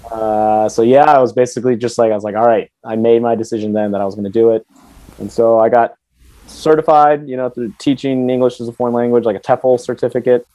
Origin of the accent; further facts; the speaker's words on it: Silver Spring, Maryland, United States; moved away as an adult; also born or lived in Washington D.C.; now in Philippines; like Washington D.C. is where I was born, but I grew up in Silver Spring, Maryland